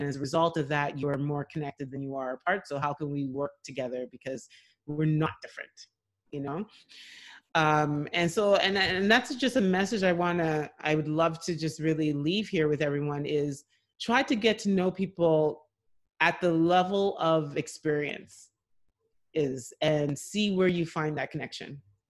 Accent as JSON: {"language": "English", "town": "Ottawa", "region": "Ontario", "country": "Canada", "tie": "born there", "said": "I was born in Ottawa, but my parents raised us like we are from there, and I'm so proud of my heritage"}